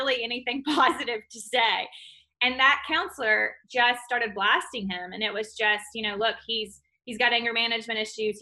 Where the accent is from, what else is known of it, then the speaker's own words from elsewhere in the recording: Clinton, Mississippi, United States; I grew up in Clinton, Mississippi